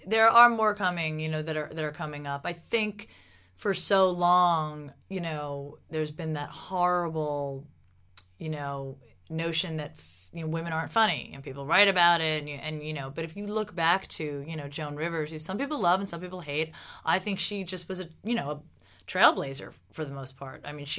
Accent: New Jersey, United States; I'm from Jersey

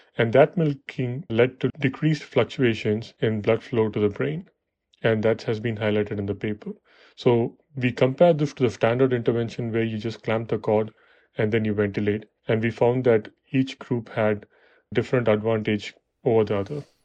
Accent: Chennai, Tamil Nadu, India; moved away as an adult; now in United States; I was born and raised in Chennai

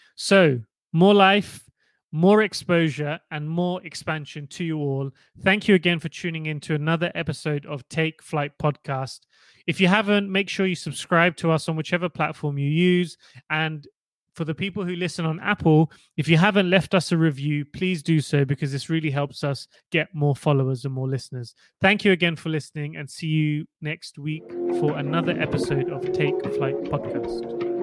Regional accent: Portsmouth, South East England, United Kingdom; as a young child growing up in Portsmouth

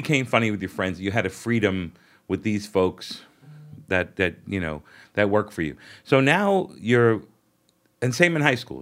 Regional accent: New York City, New York, United States; I grew up in Brooklyn

